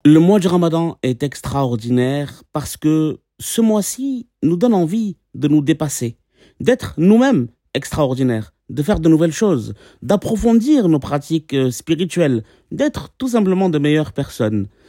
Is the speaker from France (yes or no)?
yes; south of France, France; je viens du sud de la France